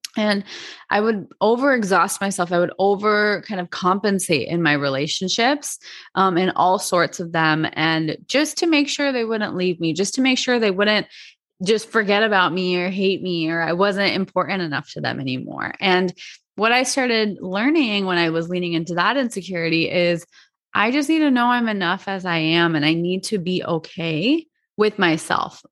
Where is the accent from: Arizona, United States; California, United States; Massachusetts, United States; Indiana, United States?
Arizona, United States; I grew up in Arizona.